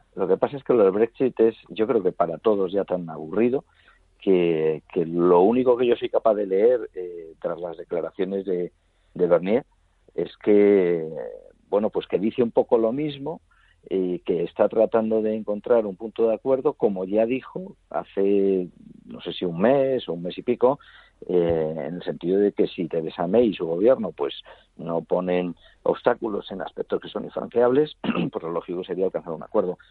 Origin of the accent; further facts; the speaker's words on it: Spain; yo soy español